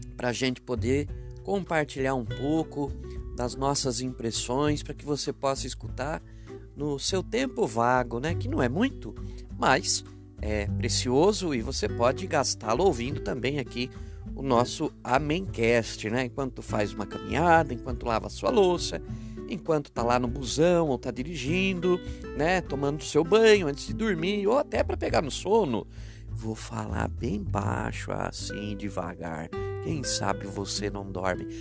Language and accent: Portuguese; Itu, São Paulo, Brazil; also born or lived in Baliza, Roraima; na cidade de Itu, que é o meu berço, né? Onde fui criado